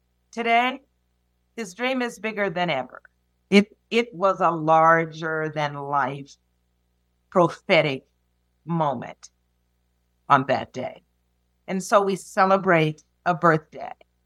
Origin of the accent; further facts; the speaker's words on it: Memphis, Tennessee, United States; Memphis, my hometown